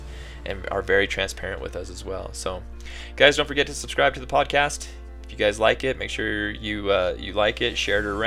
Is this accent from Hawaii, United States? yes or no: no; Utah, United States; now in Colorado, United States; I'm originally from Utah, so having these big mountains kind of makes me feel like home.